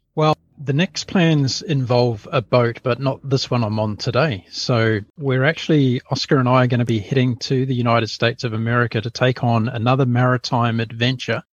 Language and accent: English; New Zealand; now in Brisbane, Australia; I'm a New Zealander, a very proud Kiwi, and I left, uh, yeah, I essentially left New Zealand when I was pretty